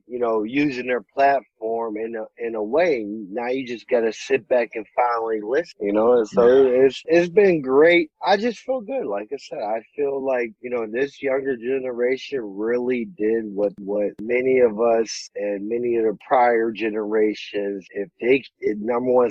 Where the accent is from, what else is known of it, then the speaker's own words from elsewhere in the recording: Ohio, United States; also born or lived in Texas; now in Los Angeles, United States; I'm from Ohio.